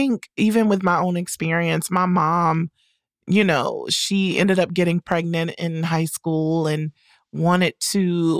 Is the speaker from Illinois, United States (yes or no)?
no; North Carolina, United States; Carolina. All of my high school buddies have like 3+ kids.